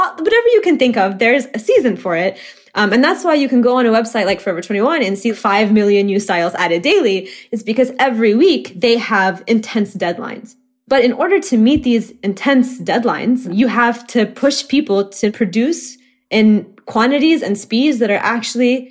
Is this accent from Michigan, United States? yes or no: no; Oklahoma, United States; moved away as an adult; now in Chicago, United States; as someone who was born and raised in Oklahoma